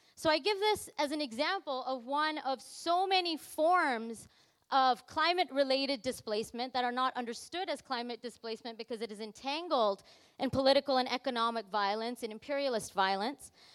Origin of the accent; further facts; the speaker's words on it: Canada; when I say I'm from Canada and I'm outside of Canada